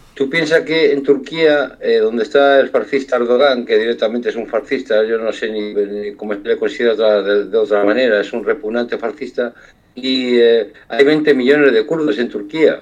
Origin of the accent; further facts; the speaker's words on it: Galicia, Spain; Yo, como gallego